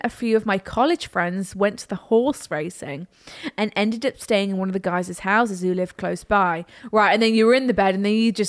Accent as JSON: {"language": "English", "country": "Ireland", "said": "He's from England and I'm from South Ireland."}